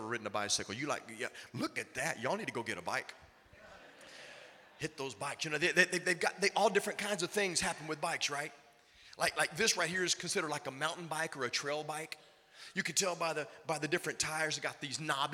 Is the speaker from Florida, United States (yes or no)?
no; Virginia, United States; I grew up in Virginia